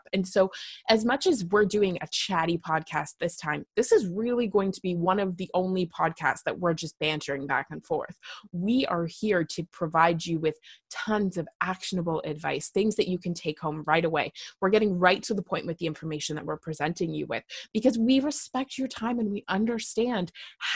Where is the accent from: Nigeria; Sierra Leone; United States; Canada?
Canada; I am just Canadian.